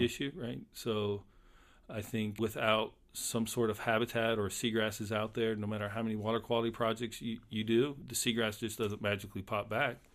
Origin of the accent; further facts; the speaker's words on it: Polk County, Florida, United States; I grew up in Polk County when the citrus industry was still around